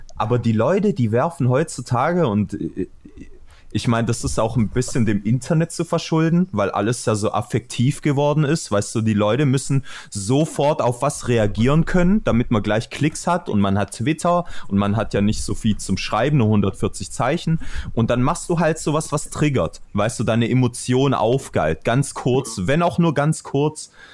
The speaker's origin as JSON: {"language": "German", "town": "Stuttgart", "region": "Baden-Württemberg", "country": "Germany", "said": "woher kommst du? Aus Stuttgart"}